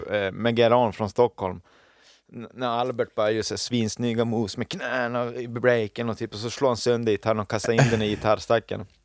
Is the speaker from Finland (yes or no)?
yes; Finland; Jag är ju finne, jag har ju vuxit upp med det här.